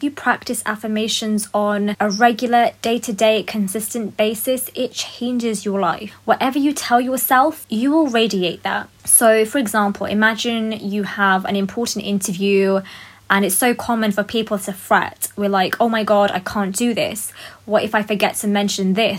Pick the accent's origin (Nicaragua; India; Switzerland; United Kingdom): United Kingdom; I love that I'm a British Pakistani woman